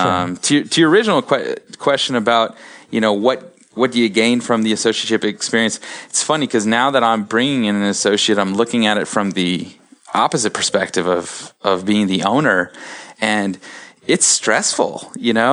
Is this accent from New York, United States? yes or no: no; Columbus, Ohio, United States; I'm from Columbus, my wife is from Cleveland, and so we wanted to stay in this area